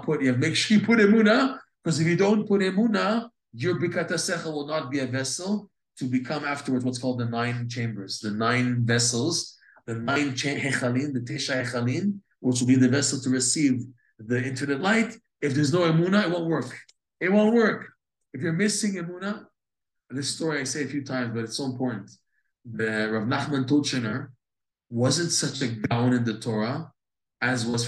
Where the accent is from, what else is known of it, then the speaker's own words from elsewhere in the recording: United States; We're all American. We're North Americans.